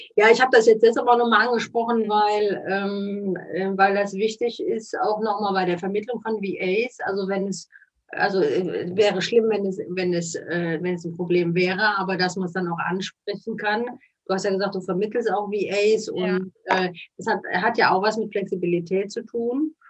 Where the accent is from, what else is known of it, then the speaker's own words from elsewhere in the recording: Cologne, North Rhine-Westphalia, Germany; Man hört das ja auch so ein bisschen. wir kommen aus Köln.